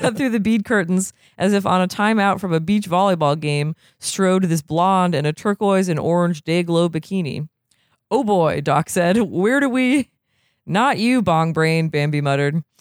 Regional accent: Vermont, United States; now in California, United States; I am from Vermont

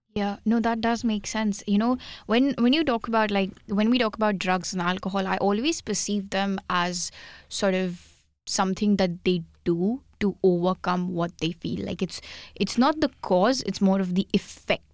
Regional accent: India; English is a second language; moved away as an adult

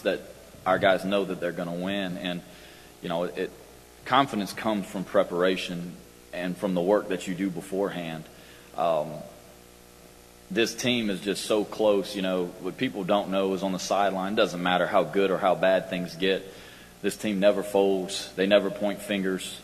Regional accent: Lafayette, Louisiana, United States; my hometown university, my alma mater

